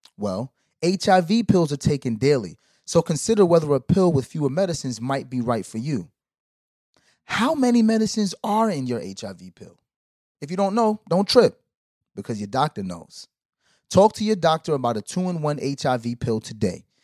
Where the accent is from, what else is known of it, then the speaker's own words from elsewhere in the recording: Brooklyn, New York, United States; Growing up in Brooklyn